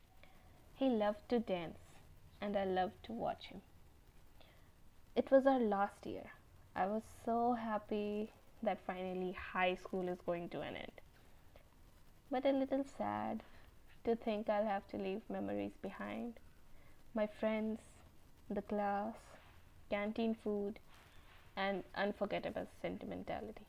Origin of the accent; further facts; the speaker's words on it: Bihar, India; from Bihar